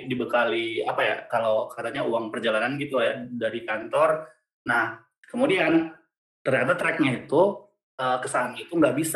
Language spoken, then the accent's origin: Indonesian; North Sumatra, Indonesia; memang karena barangkali saya asli Sumut dari Bogor Center jadi kalau yang ini ya, benar memang logatnya eh, cukup cukup tinggi gitu